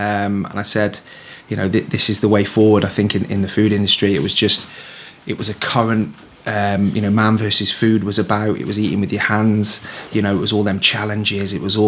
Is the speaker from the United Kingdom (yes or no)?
yes; Shrewsbury, West Midlands, United Kingdom; moved away as an adult; also born or lived in Ibiza; I'm born and bred in Shrewsbury. Just basically, you know, from Shrewsbury. Born and bred, like I said.